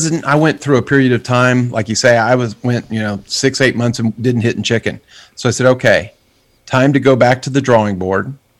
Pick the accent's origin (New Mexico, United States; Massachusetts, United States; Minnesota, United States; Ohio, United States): New Mexico, United States; Clovis; I grew up in Clovis, New Mexico, just right across the border.